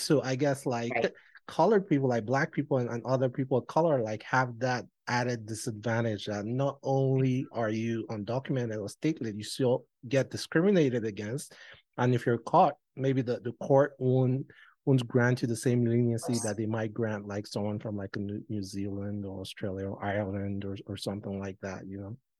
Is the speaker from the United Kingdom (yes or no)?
no; Nigeria; moved away as an adult; my nigerian passport